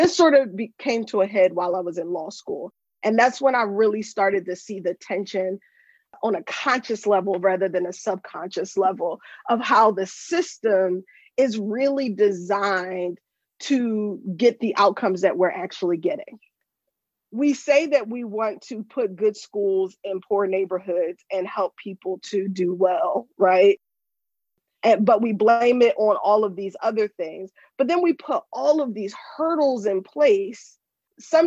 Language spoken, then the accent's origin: English; Pennsylvania, United States; also born or lived in Japan; I'm from Pennsylvania. I'm a lawyer in Pennsylvania